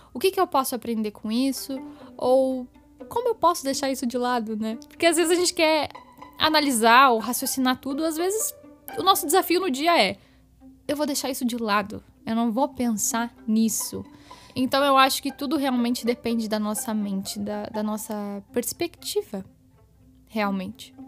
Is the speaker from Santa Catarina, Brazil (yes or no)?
no; Curitiba, Paraná, Brazil; E eu nasci em Curitiba, eu moro aqui em Curitiba